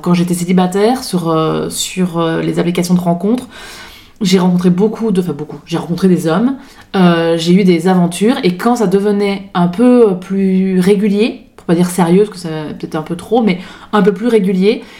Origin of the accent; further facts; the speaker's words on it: Belgium; accent: Belgian; now in France; je suis belge d'origine, je le dis parce que du coup, il y a un petit accent, je me moque pas des Belges, je le suis